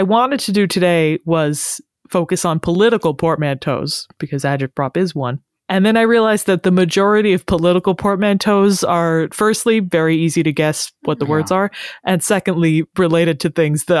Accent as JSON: {"language": "English", "country": "United States", "said": "I am an English-speaking American"}